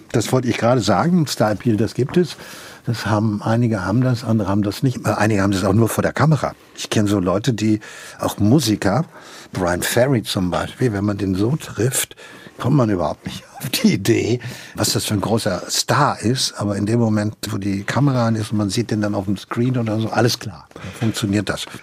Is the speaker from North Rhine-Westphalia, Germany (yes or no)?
yes; Hagen, North Rhine-Westphalia, Germany; also born or lived in Gronau; habe ich meine ganze Jugend äh, in Hagen in Westfalen verbracht